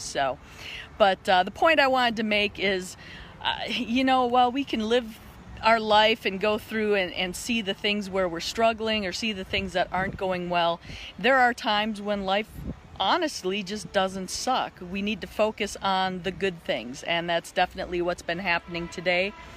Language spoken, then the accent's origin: English; Wisconsin, United States; now in Salt Lake Valley, United States; I grew up in Wisconsin